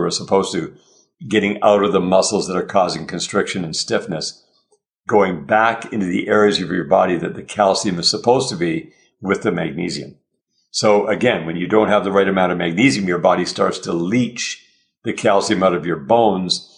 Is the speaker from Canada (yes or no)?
yes; Canada; we're Canadian